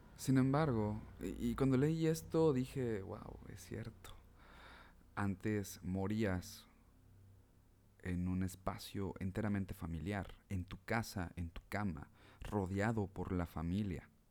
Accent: Mexico; como mexicanos

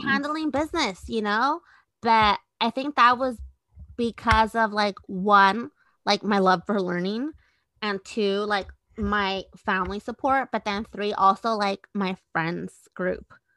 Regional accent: Redwood City, California, United States; also born or lived in Guadalajara, Jalisco, Mexico / San Mateo; I grew up in the peninsula. So I did a lot of my first schooling in San Mateo and Redwood City.

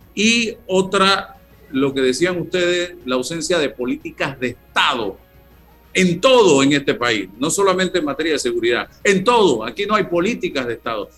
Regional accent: Panama; como panameño

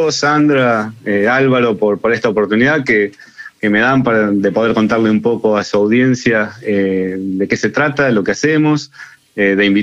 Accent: Argentina; lo que por ahí nosotros como argentinos no vemos y, esa tendencia que tenemos como argentinos de intentar minimizar todo lo que hacemos

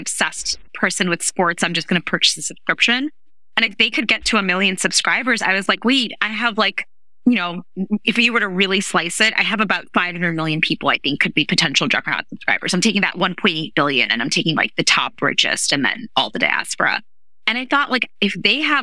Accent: New York City, New York, United States; I grew up in New York City.

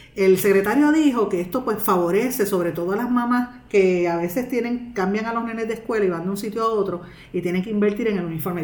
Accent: Guaynabo, Puerto Rico; mi pueblo de Guaynabo

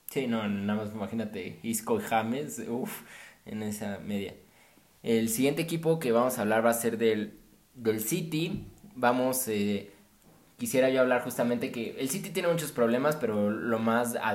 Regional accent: Mexico; yo creo que a todos como mexicanos nos encantaría ver a nuestro

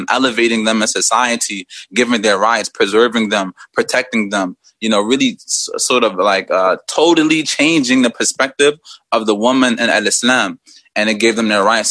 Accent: Philadelphia, Pennsylvania, United States; moved away as an adult; also born or lived in Liberia / Guinea; now in Egypt; I was born and raised in Philadelphia, but I'm actually a West African native from Liberia and Guinea

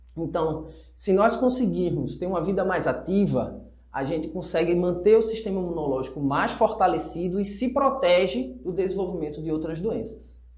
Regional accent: Recife, Pernambuco, Brazil; Eu sou de Recife

